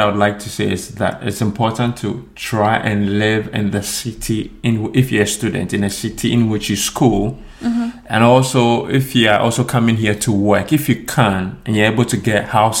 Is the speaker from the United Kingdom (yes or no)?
no; Ghana; English is a second language; now in Sweden; As compared to, if I'm comparing this to Ghana. My home country, Ghana, it's quite expensive, you know.